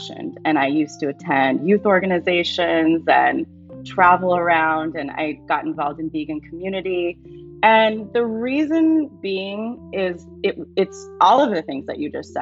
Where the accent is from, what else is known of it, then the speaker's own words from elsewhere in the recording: Seattle, Washington, United States; growing up in Seattle, it was not so uncommon to run across families that are vegan, vegetarian